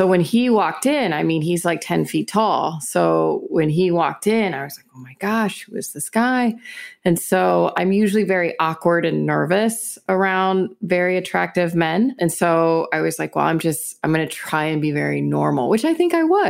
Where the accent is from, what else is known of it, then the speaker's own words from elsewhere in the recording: Houston, Texas, United States; I'm from Houston. My family is a working class family, inner city.